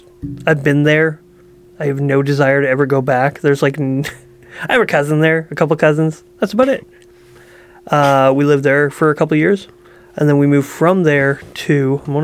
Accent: Dryden, Ontario, Canada; born there; So I was born in Ontario, Dryden, Ontario, tiny little town.

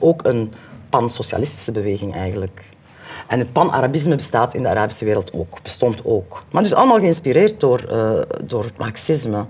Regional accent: Limburg, Flanders, Belgium; moved away; also born or lived in Ghent; ik kom uit Limburg

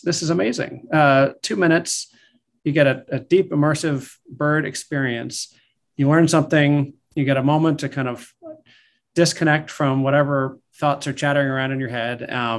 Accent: Delaware, United States; moved away as an adult; now in Seattle area, United States; My wife grew up in the area. I grew up in Delaware. And so we moved out here as a family 2014.

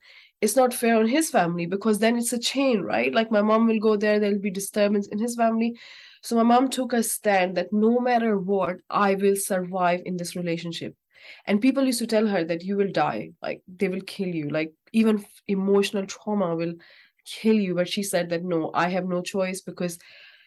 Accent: Pakistan; moved away; I'm actually from Pakistan. So there we all used to live in a joint family.

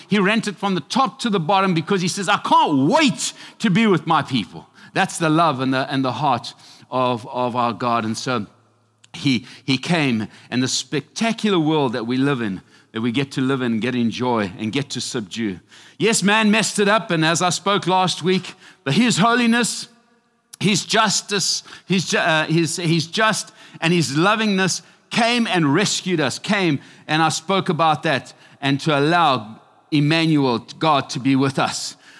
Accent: Zimbabwe; now in United States; I am from Mesopi, Zimbabwe, Africa.

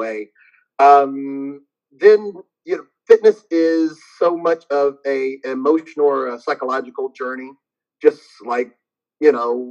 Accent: Ohio, United States; moved away as an adult; also born or lived in Virginia; I'm originally from Ohio, but I moved from Ohio to Virginia Marine Corps, moved back to Ohio

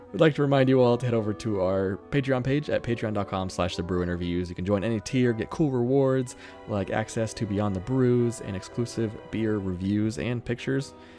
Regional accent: United States; I'm American

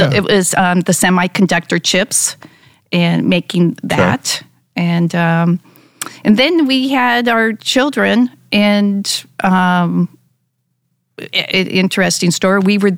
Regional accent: Palo Alto, California, United States; moved away; also born or lived in Colorado Springs, Colorado / Cupertino, California / San Luis Obispo, California / San Jose, California; I was born in Colorado Springs. Okay. And then my dad worked for Hewlett Packard, was transferred to California, Palo Alto. And then I went to high school there

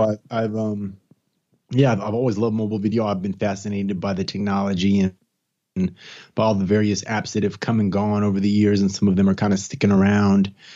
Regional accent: East Palo Alto, California, United States; moved away as an adult; also born or lived in Gainesville, Florida / Washington, D.C. / Tampa, Florida; now in Atlanta, United States; I'm from California. I'm actually from the Bay Area, San Francisco Bay Area, from a small little city called East Palo Alto, which is kinda close to Stanford University. It's changed a lot since I was a youngster

